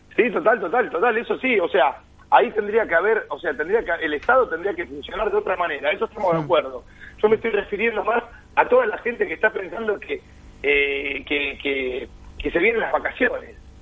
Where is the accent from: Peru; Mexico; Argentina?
Argentina; los argentinos somos así, como argentinos tenemos muchas cosas lindas